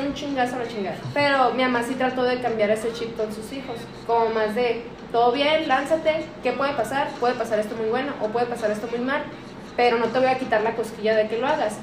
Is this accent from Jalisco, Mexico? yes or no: no; Aguascalientes, Mexico; yo soy de Aguascalientes. Y en Aguascalientes, en los, en los kinder hacían una evaluación psicológica